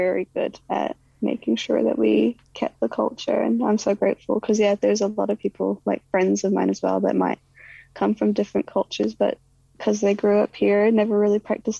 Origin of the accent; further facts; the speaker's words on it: New Zealand; also born or lived in Iraq; But I would always just say I'm from Iraq. Like, I mean, I usually would just say like, I'd say like I'm from New Zealand